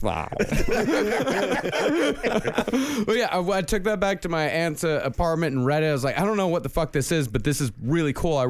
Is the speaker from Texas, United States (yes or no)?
yes; Texas, United States; I'm from Texas. Could I get that right there? Because that was back when I had my original accent.